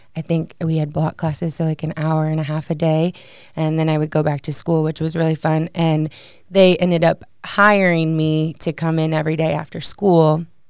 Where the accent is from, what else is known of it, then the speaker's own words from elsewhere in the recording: Batavia, Illinois, United States; moved away as an adult; now in Maryville, United States; I'm from a suburb called Batavia. It's about forty-five miles west of Chicago